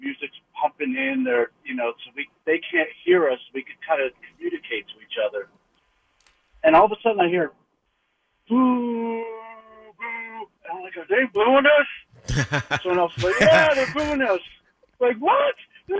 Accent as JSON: {"language": "English", "town": "Philadelphia", "region": "Pennsylvania", "country": "United States", "tie": "born or raised there", "said": "I grew up in Philly"}